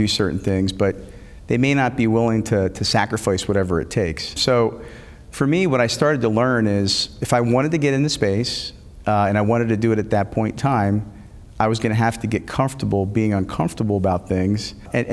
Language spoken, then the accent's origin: English; Philadelphia, Pennsylvania, United States; I grew up in the Philadelphia area